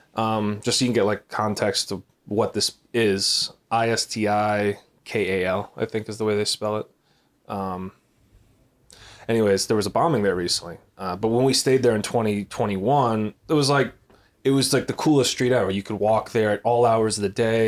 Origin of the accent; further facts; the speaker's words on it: United States; we're American